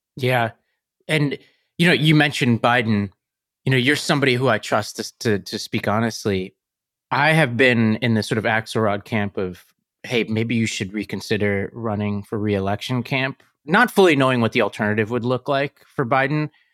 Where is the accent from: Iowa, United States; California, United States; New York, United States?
New York, United States; New York City; I come from Staten Island